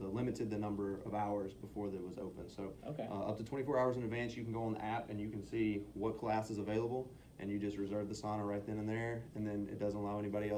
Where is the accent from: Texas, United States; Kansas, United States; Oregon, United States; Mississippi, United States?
Mississippi, United States; moved away as an adult; now in San Antonio, United States; We're originally from Mississippi. We went back home to Mississippi for Christmas.